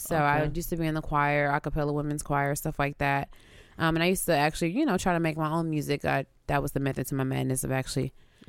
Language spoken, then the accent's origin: English; Houston, Texas, United States; moved away; But yeah, I'm originally from Houston, Texas. I moved here maybe a few years ago.